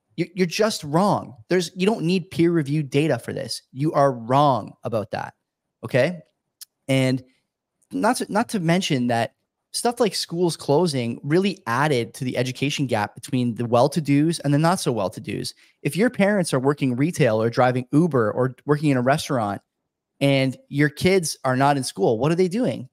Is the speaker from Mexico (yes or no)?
no; Hamilton, Ontario, Canada; a university in my hometown, Hamilton, McMaster